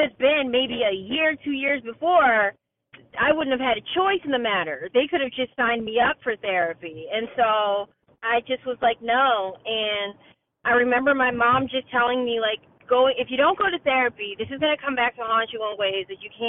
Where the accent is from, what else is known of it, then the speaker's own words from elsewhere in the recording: Massachusetts, United States; I actually moved back to my home state of Massachusetts to be closer to home to my parents